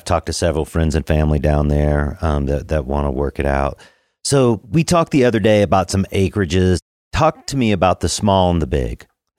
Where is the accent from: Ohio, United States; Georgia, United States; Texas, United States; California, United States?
Georgia, United States; I'm from Georgia. I've got lots of family in Alabama as well.